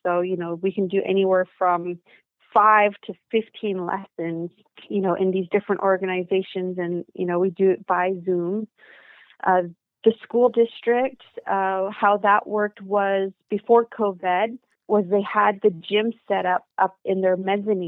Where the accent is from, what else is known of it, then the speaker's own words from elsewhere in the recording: British Columbia, Canada; here in my hometown, which is a small country town. And I think we're about 3.5 hours northeast of Vancouver